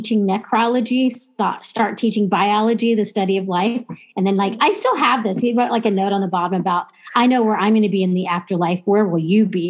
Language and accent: English; Texas, United States; I grew up in Texas and my family's been in Texas since before it was Texas